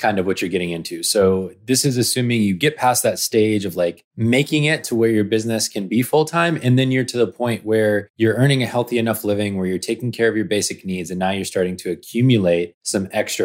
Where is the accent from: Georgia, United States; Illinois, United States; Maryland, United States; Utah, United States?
Georgia, United States; also born or lived in New York City; I grew up in Georgia